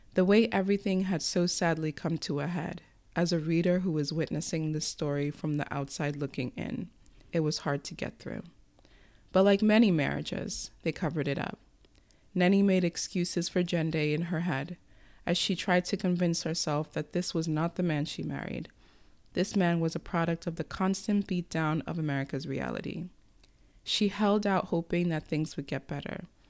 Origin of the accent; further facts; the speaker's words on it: United States; as an American citizen writing this, especially with the country we live